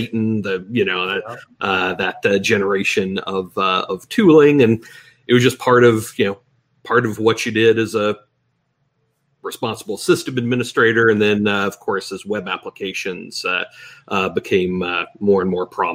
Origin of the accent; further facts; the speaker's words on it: Texas, United States; also born or lived in Memphis / the Northeast; I'm from Texas originally